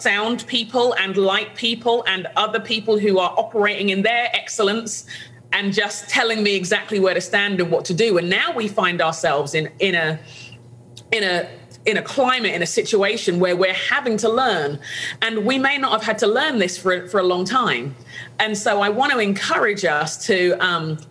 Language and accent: English; London, United Kingdom; where I grew up in London